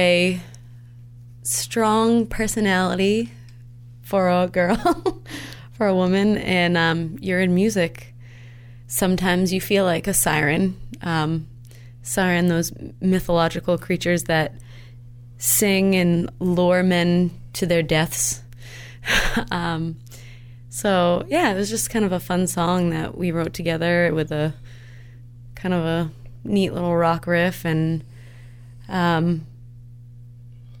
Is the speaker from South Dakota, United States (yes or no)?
no; Onset, Massachusetts, United States; We're from Onset, Mass